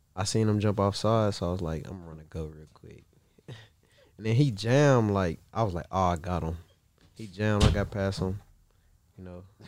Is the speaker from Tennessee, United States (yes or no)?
no; Marshall, Texas, United States; moved away as an adult; now in Los Angeles, United States; I'm from Marshall. It's like, thirty minutes from Shreveport